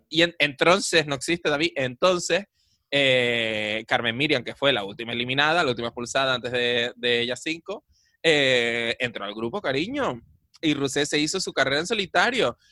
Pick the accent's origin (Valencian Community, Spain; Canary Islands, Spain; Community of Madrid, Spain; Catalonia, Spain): Canary Islands, Spain; Adeje; yo cuando era pequeño ya en Adeje habían como 30.000 habitantes